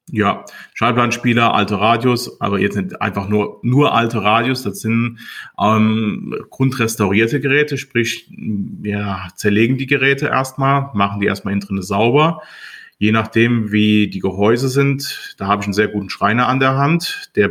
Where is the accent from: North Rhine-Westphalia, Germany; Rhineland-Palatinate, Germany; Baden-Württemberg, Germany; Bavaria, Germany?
Rhineland-Palatinate, Germany; Montabaur; Ich komme aus Montabaur, habe dort meinen äh, ehemaligen Ausbildungsbetrieb vor zwei Jahren übernommen